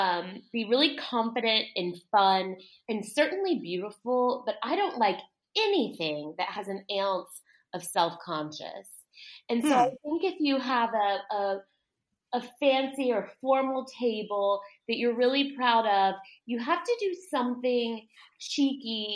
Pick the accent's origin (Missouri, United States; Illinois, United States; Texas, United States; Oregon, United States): Texas, United States; South; also born or lived in New York; now in Savannah, United States; I grew up in South Texas, and then I moved to Savannah, a long time ago, because South Texas is so hot